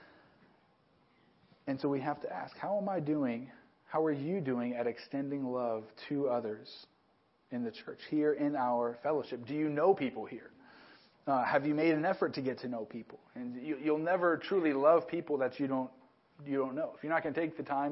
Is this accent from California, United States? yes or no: yes; Southern California, United States; moved away as an adult; also born or lived in New Mexico; a kid growing up in Southern California, which is one big city, to move to a town of about 12,000 people